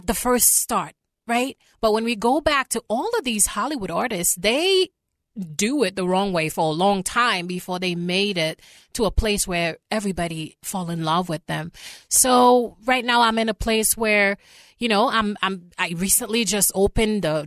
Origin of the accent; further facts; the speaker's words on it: Haiti; moved away; I grew up in Haiti